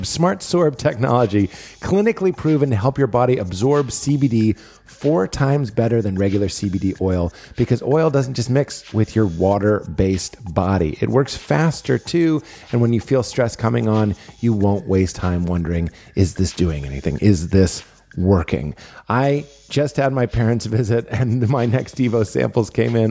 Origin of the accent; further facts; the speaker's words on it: Boston, Massachusetts, United States; moved away; Boston, my hometown